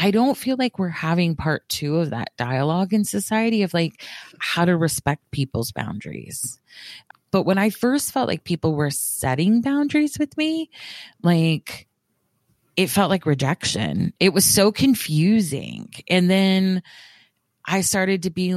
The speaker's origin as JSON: {"language": "English", "region": "the South", "country": "United States"}